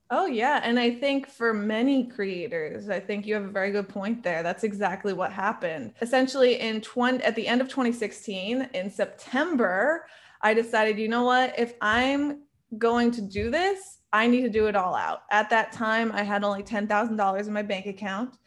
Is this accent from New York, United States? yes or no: yes; New York, United States; I am a New Yorker at heart